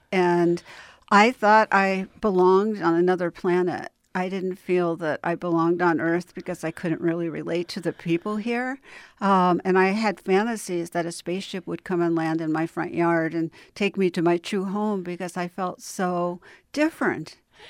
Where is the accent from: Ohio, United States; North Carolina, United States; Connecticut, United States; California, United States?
California, United States; Los Angeles; I did. I grew up in Westwood and Beverly Hills, and both my parents were physicians, and I have 25 physicians in my family.